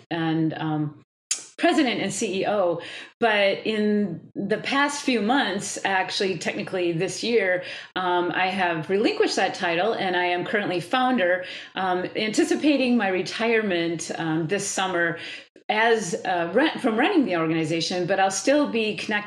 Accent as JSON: {"language": "English", "region": "Wisconsin", "country": "United States", "said": "I'm from Wisconsin. I live in Wisconsin"}